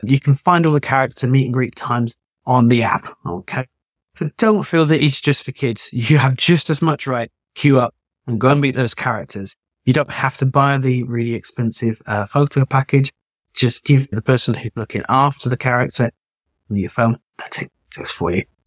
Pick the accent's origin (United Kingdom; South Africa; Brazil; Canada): United Kingdom; I'm British